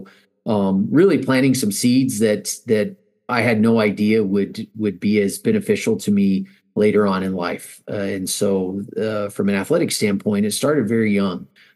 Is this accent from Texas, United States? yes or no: yes; El Paso, Texas, United States; moved away as an adult; now in Boise, United States; Born and raised in El Paso, Texas, and really enjoyed my upbringing